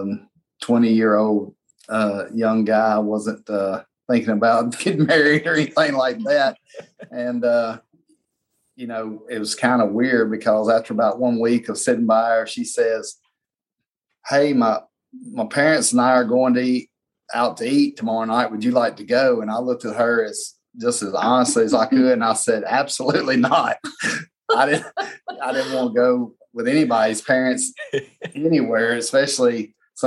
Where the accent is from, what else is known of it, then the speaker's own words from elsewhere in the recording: McGehee, Arkansas, United States; I grew up in McGee